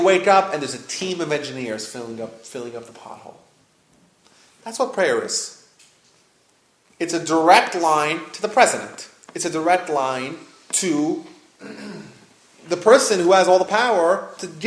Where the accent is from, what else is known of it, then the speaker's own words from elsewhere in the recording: New York, United States; I grew up in New York